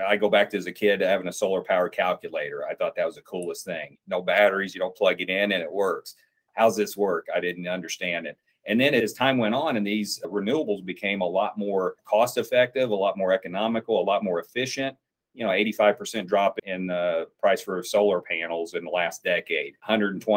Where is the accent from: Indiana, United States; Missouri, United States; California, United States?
Indiana, United States; Southern; I grew up in Southern Indiana, and it is, I call it coal country of that part of the state